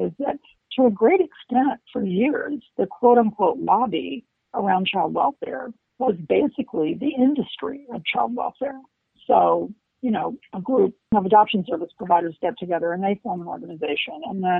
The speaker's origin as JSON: {"language": "English", "region": "Maryland", "country": "United States", "tie": "born or raised there", "said": "So to your point about the Maryland bill, I was so excited about that because, as you know, I grew up in Maryland and I remain close to a number of Maryland state legislators"}